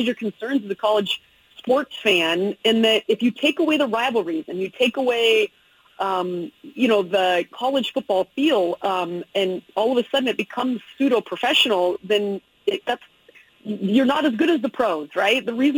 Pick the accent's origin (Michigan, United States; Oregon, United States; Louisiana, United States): Oregon, United States; Eugene; now in Seattle, United States; I'm a Eugene kid. I don't know if you know that. I went to North Eugene High School. My brother played football at Oregon. My sister went to Oregon State. I'm a Northwest kid. I grew up on Pac-12 everything.